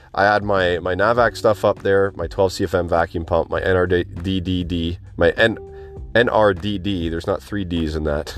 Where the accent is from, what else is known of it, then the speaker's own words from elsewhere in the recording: southern Ontario, Canada; I've lived here all my life except for two years.